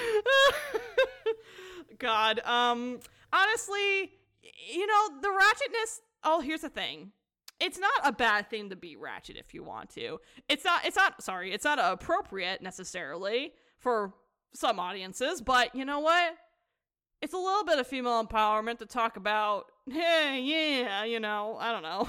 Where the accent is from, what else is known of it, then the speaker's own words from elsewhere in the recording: United States; as an American